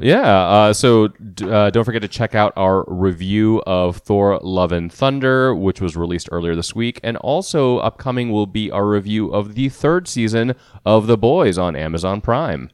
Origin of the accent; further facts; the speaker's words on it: India; I am Indian, so I can make that accent